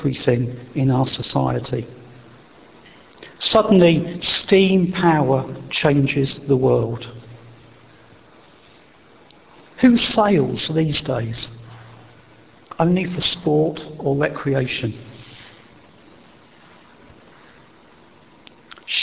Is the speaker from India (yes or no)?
no; Wessex, South West England, United Kingdom; where I was born in Wessex